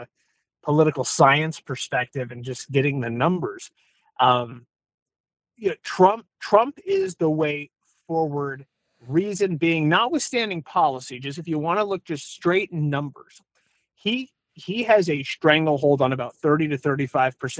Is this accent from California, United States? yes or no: yes; California, United States; I'm from California.